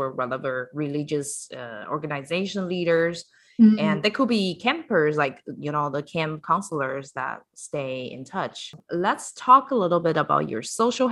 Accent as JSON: {"language": "English", "country": "Taiwan", "said": "I'm from Taiwan."}